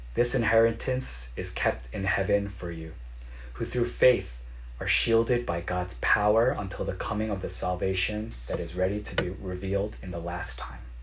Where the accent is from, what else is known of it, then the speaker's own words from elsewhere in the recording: United States; as a Korean American growing up in America